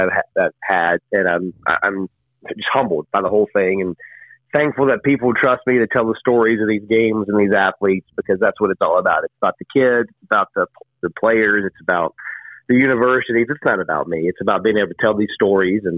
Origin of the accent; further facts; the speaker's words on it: North Carolina, United States; growing up in North Carolina